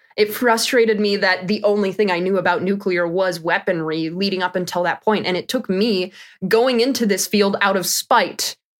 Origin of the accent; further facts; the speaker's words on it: Wisconsin, United States; I'm from Wisconsin